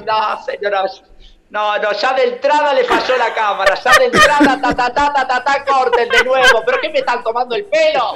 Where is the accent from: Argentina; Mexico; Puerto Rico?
Argentina; Yo soy argentino